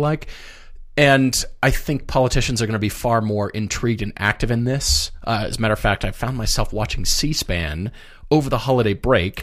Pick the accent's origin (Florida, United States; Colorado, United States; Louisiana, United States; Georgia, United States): Colorado, United States; also born or lived in Minneapolis, Minnesota; I grew up in Colorado